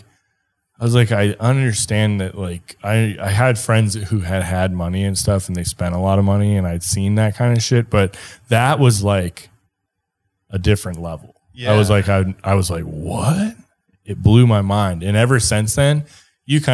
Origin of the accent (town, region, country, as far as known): Minnesota, United States; born or raised there; moved away as an adult; also born or lived in Wyoming / Wisconsin; now in Colorado, United States